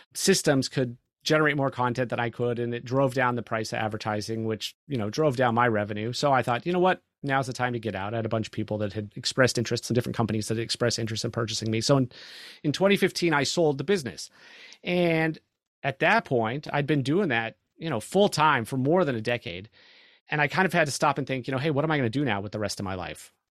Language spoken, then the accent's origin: English; California, United States; now in Texas, United States; I'm from California.